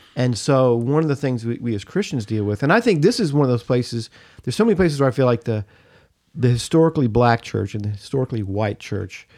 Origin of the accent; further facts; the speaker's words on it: United States; being an American and being proud to be an American